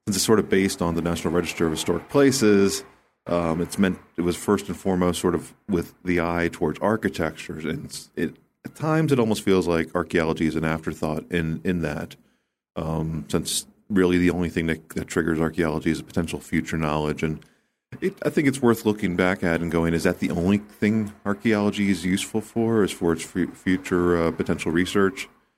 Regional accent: United States; It's where I grew up. I grew up just outside of Washington, D.C. I spent most of my life in this area.

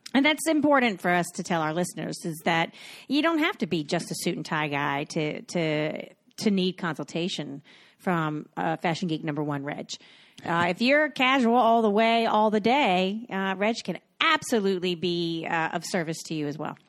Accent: Cocoa Beach, Florida, United States; I'm from Cocoa Beach, Florida

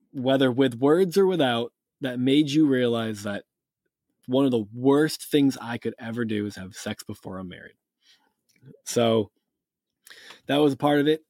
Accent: Massachusetts, United States; also born or lived in Cape Cod, Massachusetts; I grew up in New England. I'm from Massachusetts, and by from Massachusetts, I mean I still live in Massachusetts

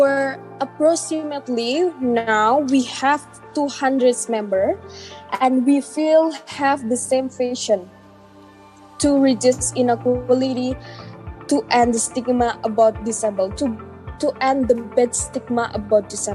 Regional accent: Indonesia; from Indonesia

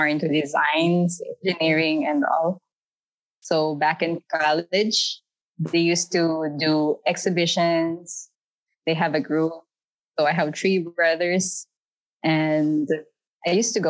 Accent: Philippines; moved away as an adult; now in United Arab Emirates; I'm from Philippines. And then I've been here in UAE for 5 days. 5 years, I mean.

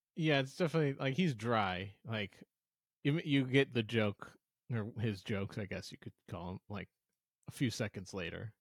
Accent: St. Louis, Missouri, United States; I'm from St. Louis, Missouri, and I'm a Cardinals fan

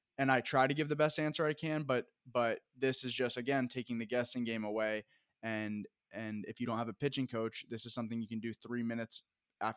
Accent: Vermont, United States; moved away; I'm from Vermont

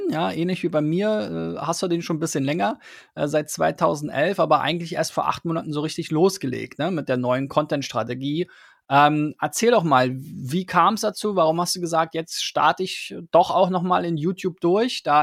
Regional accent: Switzerland; vielleicht ein bisschen mit einem anderen Ansatz als, als Schweizer sozusagen, der aber global denkt.

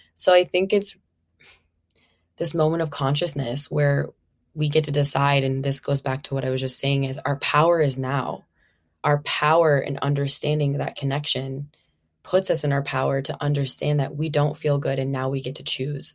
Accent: Minnesota, United States; moved away as an adult; now in California, United States; Originally, I'm from Minnesota. I've been out in California now for, like, it's been eight years

